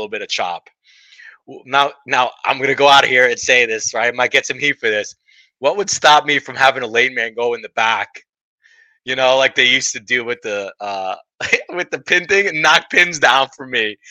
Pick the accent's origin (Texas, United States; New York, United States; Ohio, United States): New York, United States; New York City; where I grew up in Brooklyn Lanes. I'm sorry, Gil Hodges Lanes, Brooklyn, New York